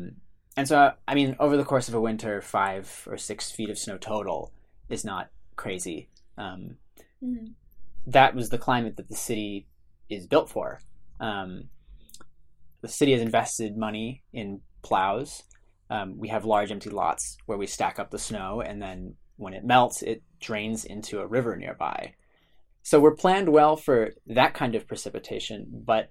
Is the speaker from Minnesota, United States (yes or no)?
yes; Duluth, Minnesota, United States; my hometown of Duluth, Minnesota.